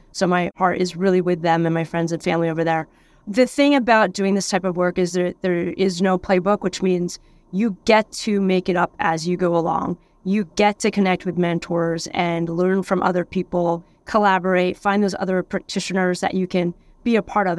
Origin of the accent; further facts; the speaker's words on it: Pennsylvania, United States; moved away as an adult; also born or lived in San Diego, California; now in Sausalito, United States; I grew up in Pennsylvania